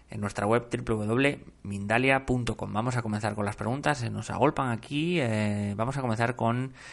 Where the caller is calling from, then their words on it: Argentina; Hola, buenos días. … desde Argentina